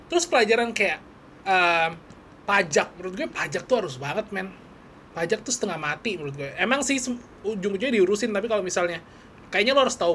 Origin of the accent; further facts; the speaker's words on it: West Java, Indonesia; oh gue dapet bahasa Sunda karena gue Jawa Barat.